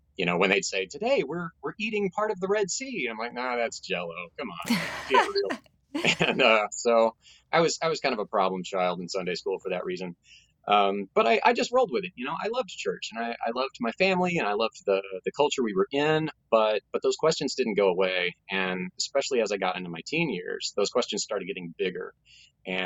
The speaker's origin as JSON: {"language": "English", "town": "Tulsa", "region": "Oklahoma", "country": "United States", "tie": "born or raised there", "said": "I grew up in Tulsa, Oklahoma, which is, you know, referred to as the buckle of the Bible Belt"}